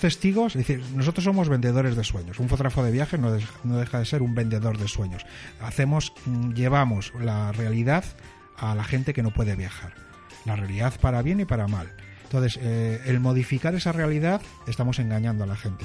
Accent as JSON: {"language": "Spanish", "country": "Spain", "said": "somos latinos, somos españoles"}